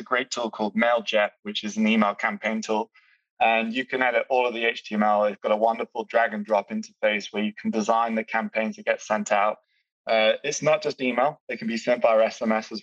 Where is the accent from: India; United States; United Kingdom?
United Kingdom; I'm British